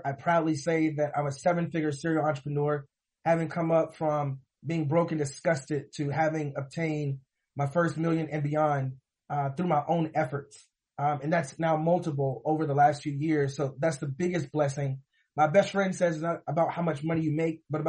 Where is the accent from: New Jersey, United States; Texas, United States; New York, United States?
Texas, United States; Missouri City; originally born and raised in Missouri City, Texas, which is a suburban area of Houston, Texas